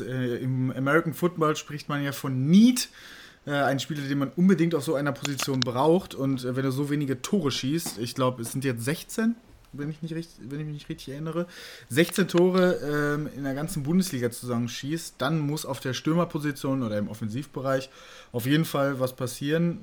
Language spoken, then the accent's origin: German; Bielefeld area, North Rhine-Westphalia, Germany; Bielefeld, ähm, äh, meine, also ich, ich komme ja aus der Ecke